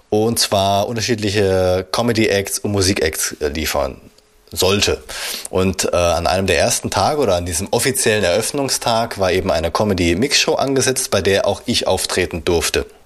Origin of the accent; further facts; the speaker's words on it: Swabia, Germany; born there; Also ich als gebürtiger Schwabe darf da natürlich nichts sagen